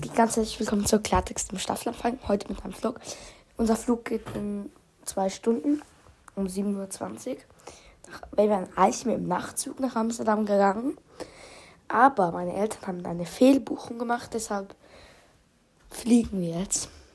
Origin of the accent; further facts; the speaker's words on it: Uster, Zurich, Switzerland; Direkt aus meinem Heimat. Also wir müssen ja, wir wohnen in Uster